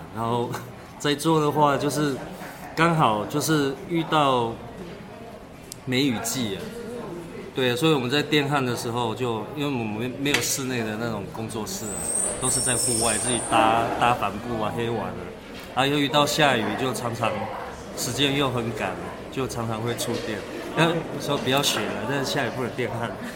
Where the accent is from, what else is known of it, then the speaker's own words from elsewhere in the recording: Taipei, Taiwan; also born or lived in Pingtung, Taiwan; now in Donghe, Taitung, Taiwan; 我小时候我出生的时候我就是在台北市长大